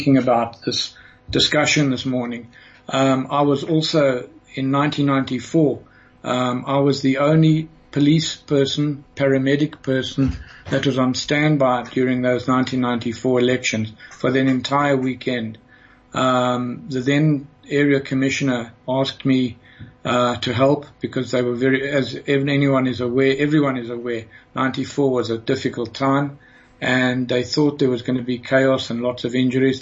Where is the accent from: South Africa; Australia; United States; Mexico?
South Africa; Johannesburg, Gauteng; I grew up in Johannesburg. I grew up in Fairmount.